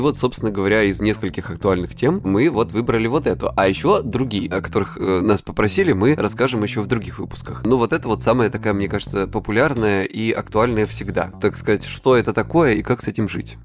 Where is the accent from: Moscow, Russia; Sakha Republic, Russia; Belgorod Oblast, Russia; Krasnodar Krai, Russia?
Krasnodar Krai, Russia; я с Кубани